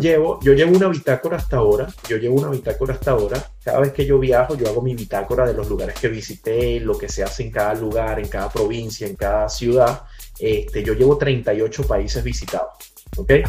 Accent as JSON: {"language": "Spanish", "town": "Caracas", "region": "Capital District", "country": "Venezuela", "moved": "yes", "lives_now": "United States", "said": "soy de Caracas, Venezuela. En este momento me encuentro en Estados Unidos"}